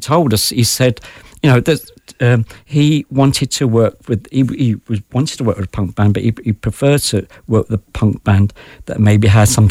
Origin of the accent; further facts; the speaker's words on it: Ireland; Well, I think because we're Irish, and I would include obviously … in this as well, is that we're storytellers, you know?